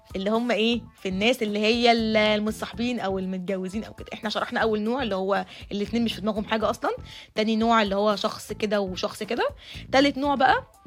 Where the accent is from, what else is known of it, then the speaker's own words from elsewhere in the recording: Egypt; احنا كمجتمع مصري اصيل